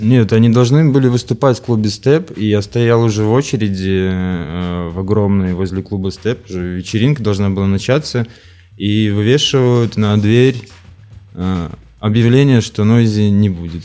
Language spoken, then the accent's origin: Russian; Farinovo, Vitebsk Region, Belarus; я родился под Полоцком в деревне, ну, это городской поселок, Фариново называется